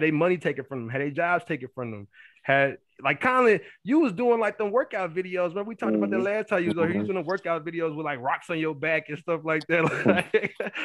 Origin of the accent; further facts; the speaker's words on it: Killeen, Texas, United States; moved away as an adult; also born or lived in Abilene; It was my hometown